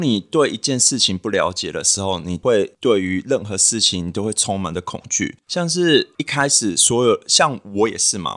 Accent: New Taipei, Taiwan; moved away; also born or lived in Western Australia; 因为我是新北人，所以我就在新北找一个 local 的，呃，test去检测一下 H I V

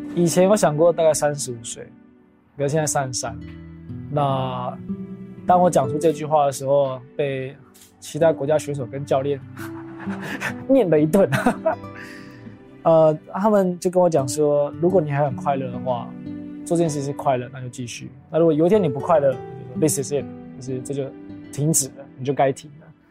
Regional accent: Taiwan; 身为台湾人

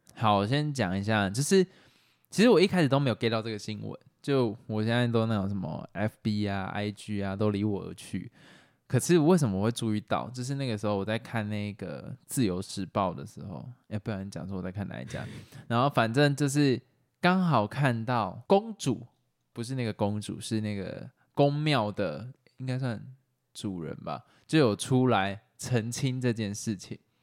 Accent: Taiwan; 台湾是一个移民嘛，台湾本来就是一个移民的国家嘛，就是我们从最早从中国这样过来

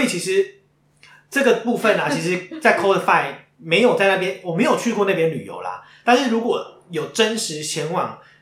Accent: Taiwan; 身为台湾人骄傲

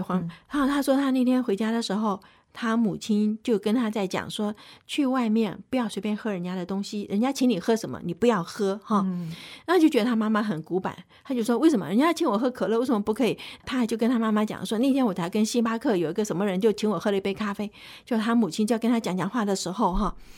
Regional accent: Taipei, Taiwan; 我是身在台北市

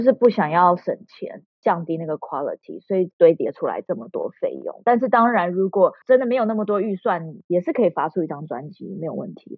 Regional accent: Taiwan; moved away as an adult; 我在台湾长嗯大

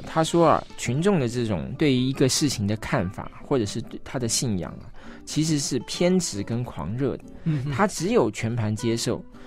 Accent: Taiwan; 大家都觉得应该我们都是台湾人。嗯，但在我们小时候受教育的时候，我们刚开始受教育的时候，还是中国人的那一套教育

